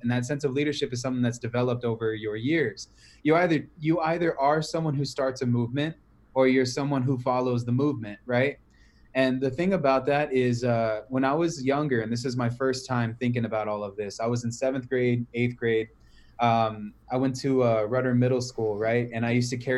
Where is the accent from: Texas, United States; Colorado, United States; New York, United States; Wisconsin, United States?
Texas, United States; San Antonio; also born or lived in Cleveland, Ohio; I was born in Cleveland, but raised in San Antonio